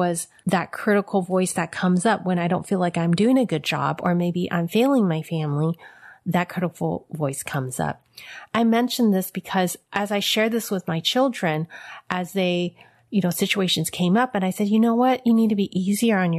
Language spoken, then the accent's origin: English; San Francisco, California, United States; I was born in San Francisco Chinatown.